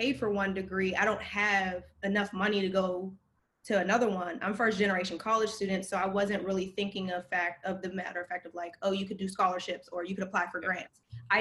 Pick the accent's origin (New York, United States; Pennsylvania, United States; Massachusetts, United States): Pennsylvania, United States; Pittsburgh; now in Washington, DC, United States; I'm originally from Pittsburgh. I currently live in DC.